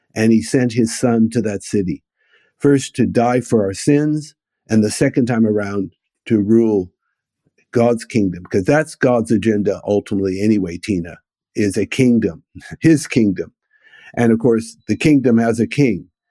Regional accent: United States; moved away as an adult; also born or lived in Israel; being born and raised in the United States and thoroughly Americanized

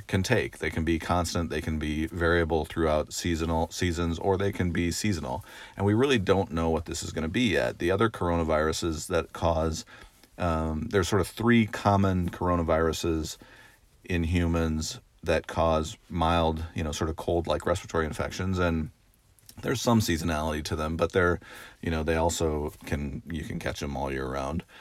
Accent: Oregon, United States; moved away as an adult; I grew up in Oregon, uh, and, um, went away to college on the East Coast

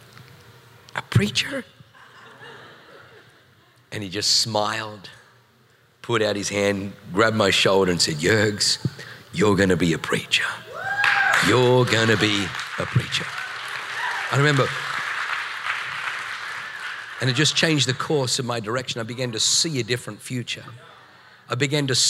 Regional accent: Australia; moved away as an adult; also born or lived in New Zealand; now in San Diego, United States; I come from Australia. We spent 7 years in New Zealand

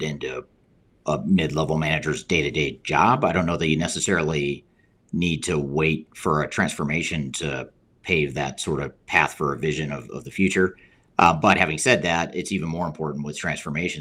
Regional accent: Colorado, United States; born or raised there; also born or lived in Indiana

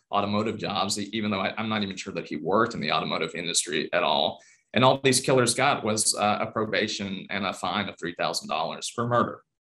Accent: Jackson, Mississippi, United States; I'm originally from the South, uh, born in Jackson, Mississippi, and grew up there

